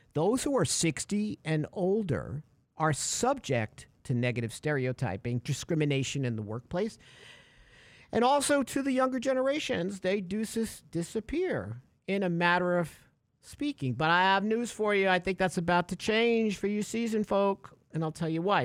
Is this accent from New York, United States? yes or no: yes; New York, United States; growing up in New York, uh, you know, uh, in the eighties